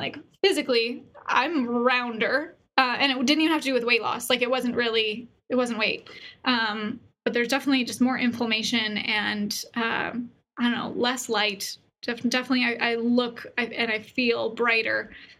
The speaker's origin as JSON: {"language": "English", "country": "Canada", "moved": "yes", "lives_now": "Boise, United States", "said": "I moved from Canada to Boise, Idaho, and there's a great entrepreneur community here"}